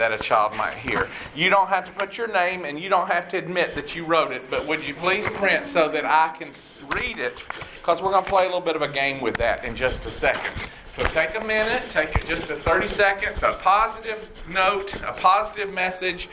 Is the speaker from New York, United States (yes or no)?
no; College Park, Georgia, United States; moved away as an adult; also born or lived in Atlanta, Georgia / Nashville, Tennessee; now in Houston, United States; I was born and raised in Atlanta and grew up in College Park